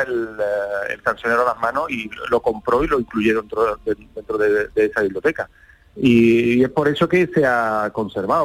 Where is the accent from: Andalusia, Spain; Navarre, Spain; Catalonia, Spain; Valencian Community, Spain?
Andalusia, Spain; Seville; siendo sevillano